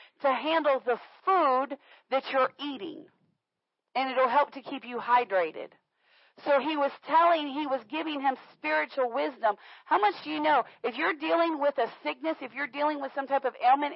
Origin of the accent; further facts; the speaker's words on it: Florida, United States; moved away; I grew up in Florida